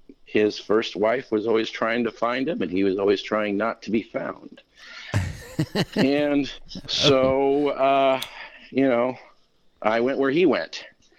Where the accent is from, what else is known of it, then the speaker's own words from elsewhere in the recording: Kentucky, United States; also born or lived in Florida / Arkansas / Washington / California; Well, mostly I grew up in Kentucky, but I kind of moved around a bit while I was there. I lived in Florida for a while. I lived in Arkansas for a while.